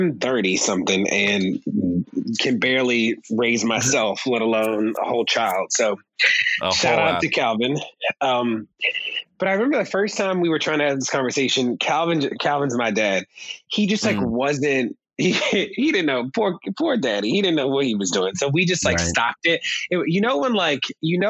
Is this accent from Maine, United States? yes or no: no; Baltimore, Maryland, United States; we grew up in Baltimore